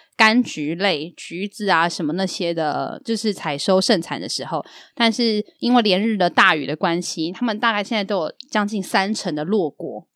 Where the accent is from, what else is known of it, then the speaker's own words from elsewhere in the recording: Yilan, Yilan County, Taiwan; 从小时候我的印象的宜兰